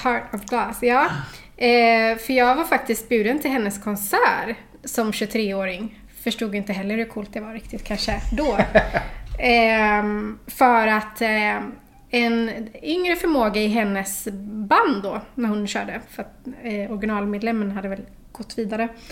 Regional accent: Gothenburg, Västra Götaland, Sweden; jag är från Olofstorp. Mm. Så det är knappt 20 minuter ut på landet. Där har jag vuxit upp

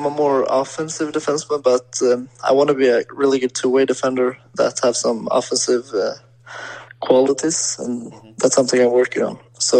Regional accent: Sweden; born or raised there; English is a second language

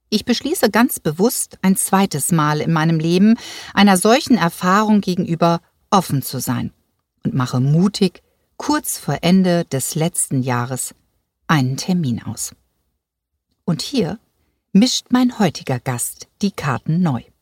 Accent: Hamburg, Germany; moved away as an adult; now in Seevetal, Germany; Ich bin gebürtige Hamburger Dern.

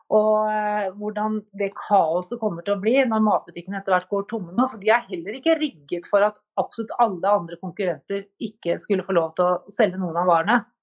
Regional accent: Norway

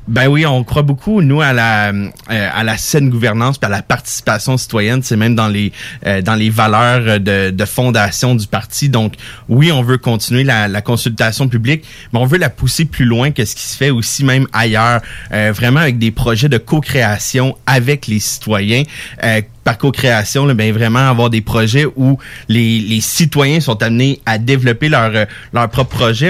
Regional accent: Gatineau, Quebec, Canada; now in Lévis, Canada; j'ai grandi à Gatineau

